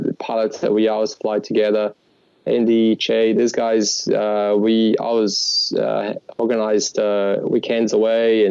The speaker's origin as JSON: {"language": "English", "town": "Natal", "region": "Rio Grande do Norte", "country": "Brazil", "tie": "born or raised there", "second_language": "English", "moved": "as an adult", "lives_now": "Australia", "said": "I grew up in Natal"}